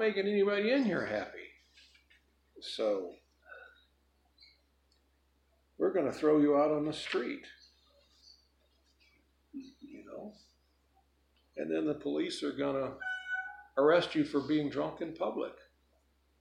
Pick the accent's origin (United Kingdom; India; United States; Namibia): United States; Chicago, Illinois; where I grew up in Chicago when I was a kid